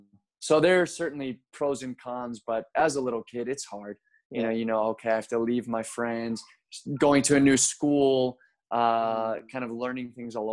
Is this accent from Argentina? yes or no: yes; Buenos Aires, Argentina; born there; also born or lived in Mexico; And so I was born in Argentina, kind of as an American citizen born abroad. And we moved around quite a bit after Argentina. We lived in Mexico for a few years.